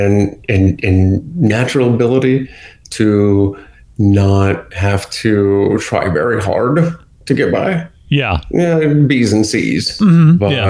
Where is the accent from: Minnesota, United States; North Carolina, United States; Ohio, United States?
Ohio, United States; Akron; moved away as an adult; now in Florida, United States; I grew up in Akron, Ohio, actually a suburb of Bath, Ohio